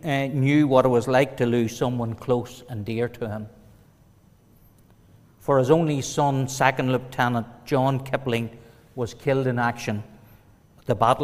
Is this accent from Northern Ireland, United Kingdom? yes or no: yes; Warrenpoint, Northern Ireland, United Kingdom; Growing up in Warren Point was normal, as any other family. We had two loving parents. We went to school. We went to church, Sunday school, and played with our friends.